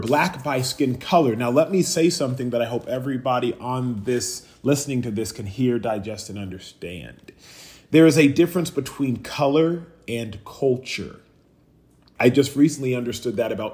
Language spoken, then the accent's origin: English; United States; I'm first generation American. So what does that mean? That means that when I go back to Nigeria, I'm not Nigerian enough because I don't speak the language, right? I'm American to them.